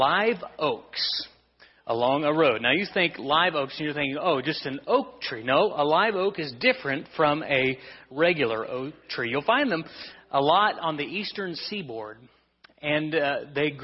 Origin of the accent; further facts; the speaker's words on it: Kansas, United States; we're from Kansas